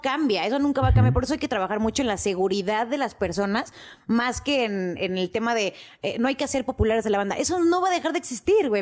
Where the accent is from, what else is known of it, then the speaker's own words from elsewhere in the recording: Mexico City, Mexico; yo sí nací en la Ciudad de México